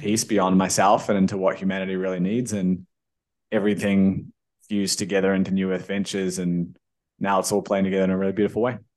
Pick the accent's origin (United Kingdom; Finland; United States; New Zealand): New Zealand; I, I grew up in New Zealand.